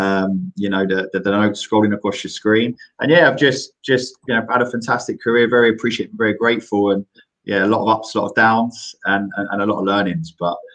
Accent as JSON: {"language": "English", "region": "London", "country": "United Kingdom", "tie": "born or raised there", "said": "where I grew up in Greenwich"}